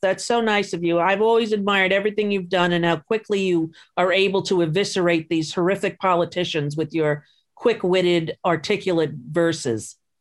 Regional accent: Long Island, New York, United States; growing up on Long Island

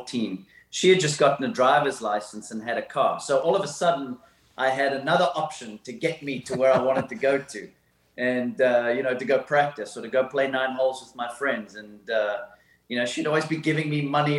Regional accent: Somerset West, Western Cape, South Africa; I had an amazing childhood growing up in South Africa in an awesome town called Somerset West

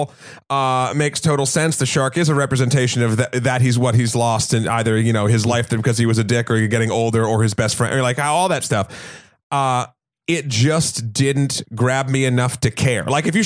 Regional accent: New Hampshire, United States; Like, I'm from New Hampshire. We have fireworks.

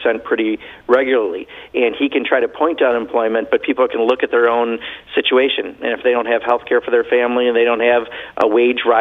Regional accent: Wisconsin, United States; I come from Wisconsin.

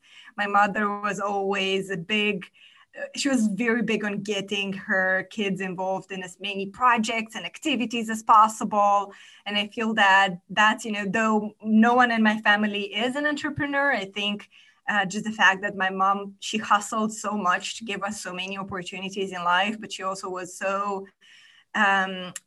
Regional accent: Moldova; English is a second language; I'm originally from a tiny, tiny country in Eastern Europe. It's called Moldova. That's where I was born and raised.

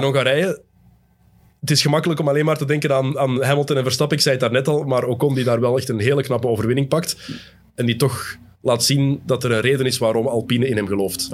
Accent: Belgium; Als Belg

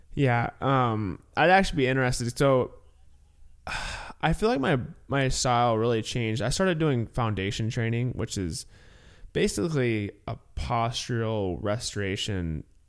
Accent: Illinois, United States; growing up in Illinois, um, I went to sc-, public school through eighth grade

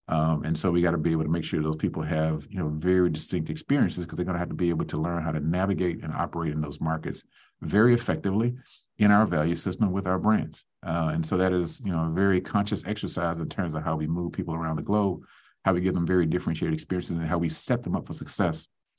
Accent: the South, United States; let me just sort of say I'm a Southerner, so my parents woke up so early in the morning when we were rising

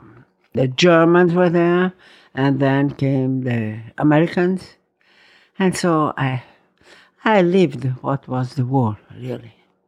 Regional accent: Verona, Veneto, Italy; also born or lived in Rome; I was born in Roma. Then we had to go to Verona.

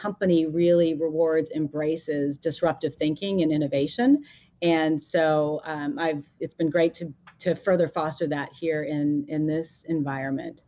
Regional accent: Maine, United States; moved away as an adult; also born or lived in Massachusetts / Seattle; I grew up in Maine. I went to school in Massachusetts

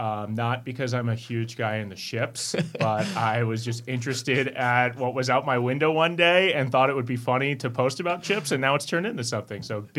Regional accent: Connecticut, United States; moved away as an adult; also born or lived in Champaign, Illinois / Springfield, Illinois; now in Milwaukee, United States; I worked at a corn stand in my hometown. I grew up in Connecticut.

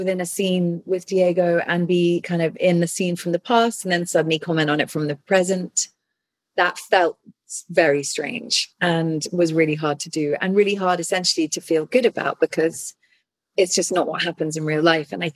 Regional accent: England, United Kingdom; I'm English

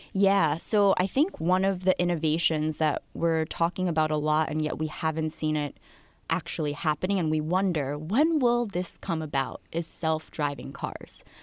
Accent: New Jersey, United States; moved away; also born or lived in Queens, New York / Connecticut; raised in Jersey about thirty minutes from the city

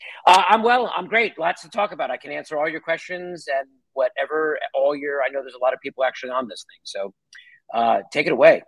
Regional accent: outside of New York City, United States; when you're growing up outside of New York City

